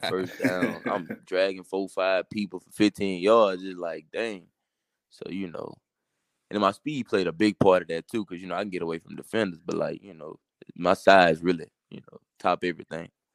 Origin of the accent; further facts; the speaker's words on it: Baton Rouge, Louisiana, United States; I'm from Baton Rouge